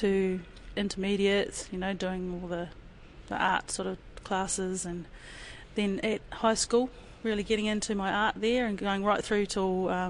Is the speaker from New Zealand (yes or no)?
yes; Devonport, Auckland, New Zealand; born there; also born or lived in Waiouru; I was born up in Auckland, in Devonport, kei raro I te motu o Rangitoto, and that was because my dad was in the Navy.